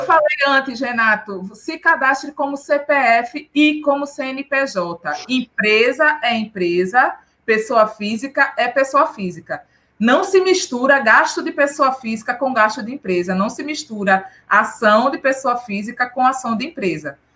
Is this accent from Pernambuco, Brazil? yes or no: yes; Recife, Pernambuco, Brazil; Eu sou de Recife